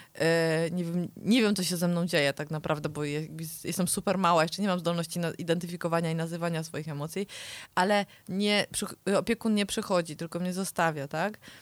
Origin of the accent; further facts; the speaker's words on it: the mountains, Poland; jestem z gór